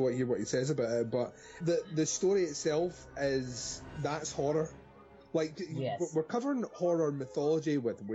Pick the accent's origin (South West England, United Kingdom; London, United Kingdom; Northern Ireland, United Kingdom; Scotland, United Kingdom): Scotland, United Kingdom; I'm definitely Scottish